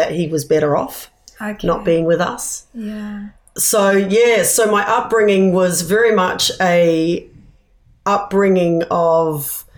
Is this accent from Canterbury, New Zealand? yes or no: no; Whakatane, Bay of Plenty, New Zealand; also born or lived in Wellington, New Zealand; now in Sydney, Australia; I grew up in New Zealand. I was born in Wellington, but at the age of 2 years